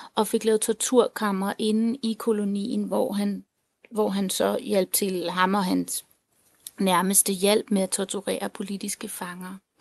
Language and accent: Danish; Denmark; jeg er halvt tilener, halvt dansker. Øh, og jeg er vokset op her i Danmark